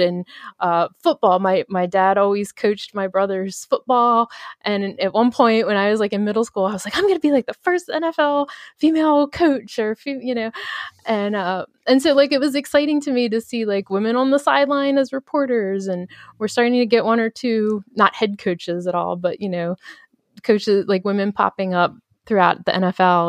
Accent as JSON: {"language": "English", "town": "Baltimore", "region": "Maryland", "country": "United States", "said": "I'm from Baltimore"}